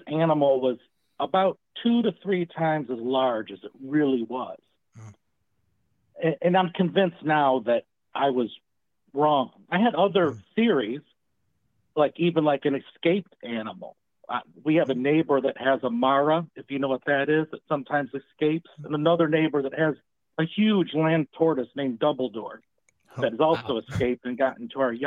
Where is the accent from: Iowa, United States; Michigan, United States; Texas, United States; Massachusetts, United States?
Michigan, United States; now in Louisiana, United States; I'm here in the South, as y'all said, Louisiana, and I'm from Michigan originally.